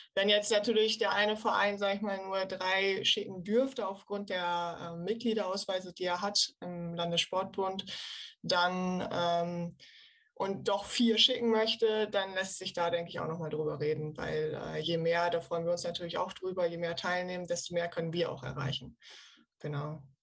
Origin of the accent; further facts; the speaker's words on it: Osnabrück, Lower Saxony, Germany; moved away as an adult; now in Cologne, Germany; komme gebürtig aus Osnabrück, studiere seit drei Jahren in Köln